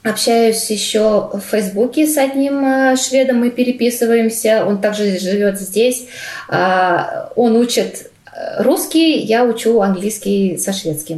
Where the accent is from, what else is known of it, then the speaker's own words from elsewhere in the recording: Russia; moved away as an adult; also born or lived in Cyprus; now in Malmö, Sweden; я из России